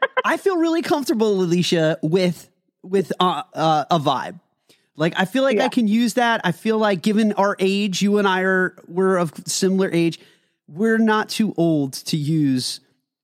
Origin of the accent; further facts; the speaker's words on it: Northeast, United States; we come from New Jersey and New York. We are like we are mall rats up here in the Northeast